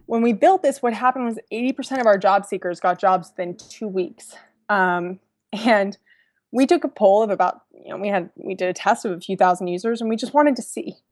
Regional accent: San Francisco, California, United States; also born or lived in Virginia; I'm from San Francisco

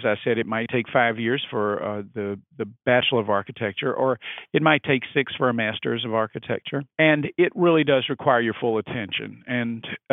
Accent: Mississippi, United States; moved away as an adult; also born or lived in New Orleans, Louisiana / New York; now in Washington, D.C., United States; practiced in my home state. And that state was Mississippi

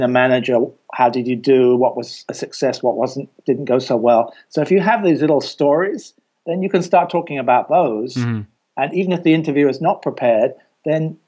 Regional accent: England, United Kingdom; I'm from England and my degree is not from Cleveland

